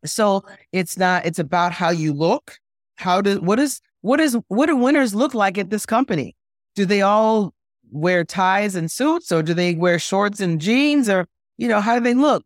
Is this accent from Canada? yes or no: no; Jamaica; We're from Jamaica.